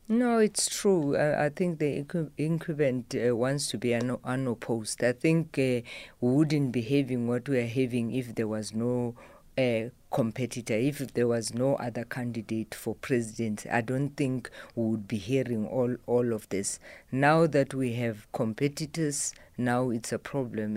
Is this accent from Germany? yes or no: no; Mopani, Limpopo, South Africa; now in Johannesburg, South Africa; I live in Johannesburg. My home is in Mopani.